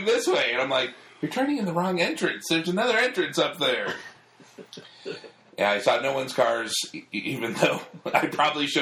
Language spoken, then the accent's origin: English; New York, United States; moved away; also born or lived in Florida / Colorado; I grew up in New York